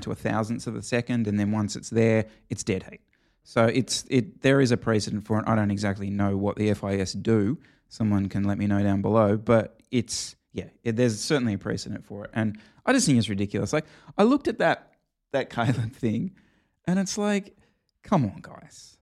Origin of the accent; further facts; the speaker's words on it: Australia; as an Australian